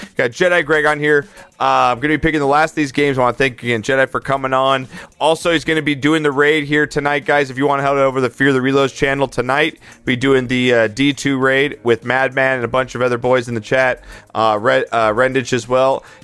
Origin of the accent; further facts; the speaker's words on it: Philadelphia, Pennsylvania, United States; also born or lived in New York / Long Island, New York / Oregon; now in Arizona, United States; I grew up in Philly.